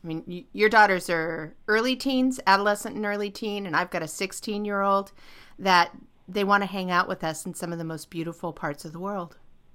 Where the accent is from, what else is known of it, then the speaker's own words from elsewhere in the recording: California, United States; I grew up in California.